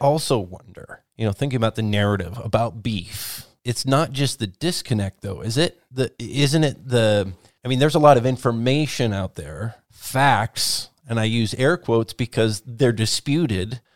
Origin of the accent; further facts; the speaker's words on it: Whatcom County, Washington, United States; the community where I grew up in Watcom County